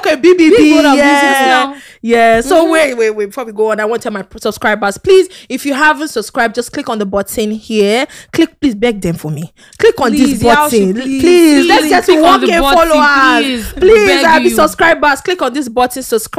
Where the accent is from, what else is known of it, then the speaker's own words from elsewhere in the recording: Akwa Ibom, Nigeria; I'm from Akwa Ibom.